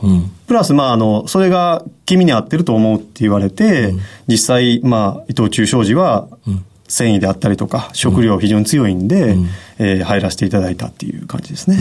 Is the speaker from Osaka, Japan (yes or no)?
no; Hyogo, Japan; 兵庫県です